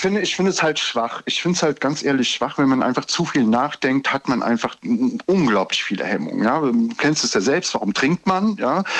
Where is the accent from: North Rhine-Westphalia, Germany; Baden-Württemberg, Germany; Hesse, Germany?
Hesse, Germany; Giessen; Ich komme aus Gießen